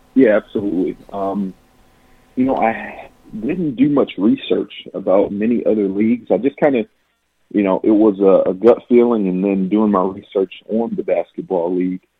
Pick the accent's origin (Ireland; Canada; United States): United States; Flint, Michigan; my hometown and for my community.